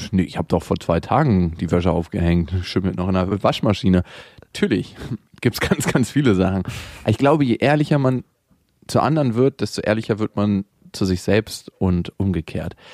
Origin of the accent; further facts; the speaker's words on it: Berlin, Germany; aufgewachsen und geboren worden, also nicht in der Wohnung, aber im Krankenhaus nebenan. Eigentlich bin ich aus Friedenau und nicht aus dem harten Neukölln